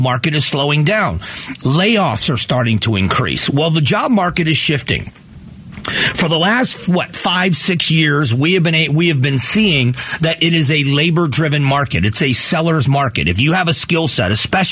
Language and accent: English; Southwest Florida, United States; now in Arizona, United States; where I grew up in Southwest Florida